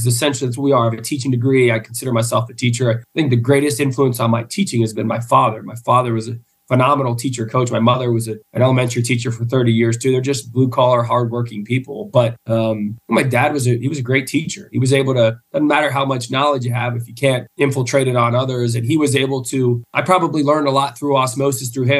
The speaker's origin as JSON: {"language": "English", "town": "Grove City", "region": "Pennsylvania", "country": "United States", "tie": "born or raised there", "also_born_or_lived": "Edinboro, Pennsylvania / South Florida", "moved": "as an adult", "lives_now": "Erie, United States", "said": "moved to Grove City, and I grew up in Grove City."}